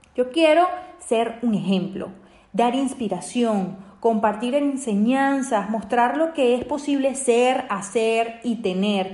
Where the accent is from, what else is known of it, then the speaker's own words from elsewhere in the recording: Venezuela; mi país, Venezuela